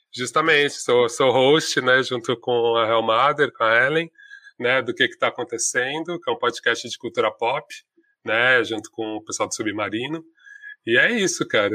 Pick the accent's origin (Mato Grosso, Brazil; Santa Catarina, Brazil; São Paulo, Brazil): São Paulo, Brazil; sou do Ipiranga, da Vila das Mercês, paulistano, preto